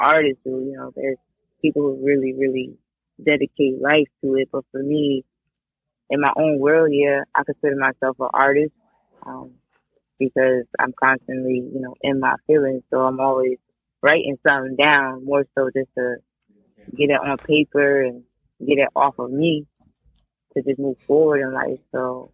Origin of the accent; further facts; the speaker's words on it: Stamford, Connecticut, United States; I'm from Stanford, Connecticut.